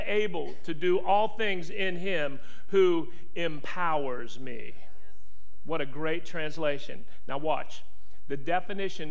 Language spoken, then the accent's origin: English; West Virginia, United States; I am from West Virginia